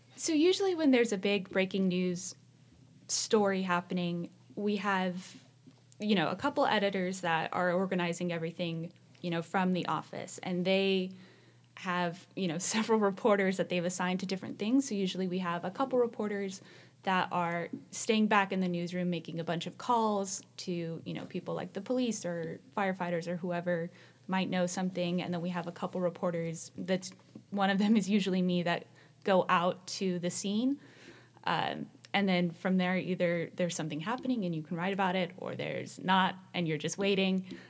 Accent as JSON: {"language": "English", "area": "Central Valley", "region": "California", "country": "United States", "tie": "born or raised there", "said": "I grew up in the Central Valley"}